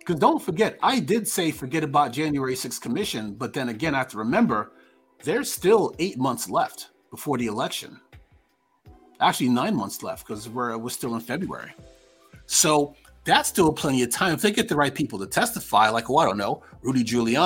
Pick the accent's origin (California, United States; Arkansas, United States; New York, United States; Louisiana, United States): New York, United States; I'm from New York